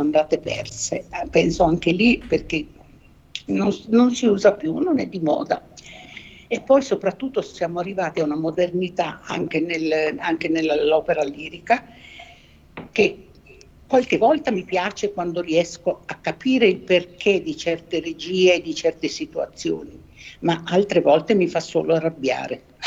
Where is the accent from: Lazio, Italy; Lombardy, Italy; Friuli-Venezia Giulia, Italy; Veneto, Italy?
Friuli-Venezia Giulia, Italy; Trieste; io sono, vengo da Trieste, è una città molto musicale